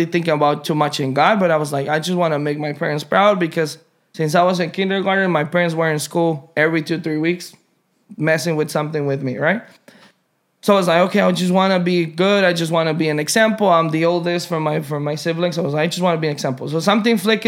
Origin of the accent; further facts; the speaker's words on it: Mexico; now in United States; I was born here, but I was raised in Mexico